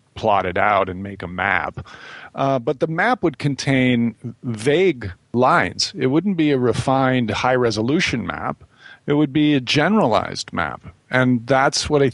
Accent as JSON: {"language": "English", "region": "Midwest", "country": "United States", "tie": "born or raised there", "said": "growing up in the Midwest"}